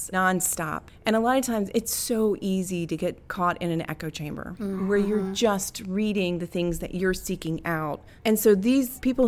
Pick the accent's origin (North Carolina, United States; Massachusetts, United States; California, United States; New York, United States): North Carolina, United States; moved away; I'm from North Carolina originally.